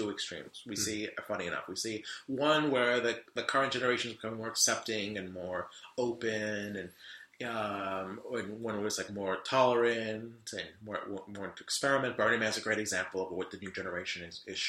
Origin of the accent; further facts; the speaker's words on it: London, United Kingdom; moved away; also born or lived in Charlotte, North Carolina; I was born and raised in London in the UK.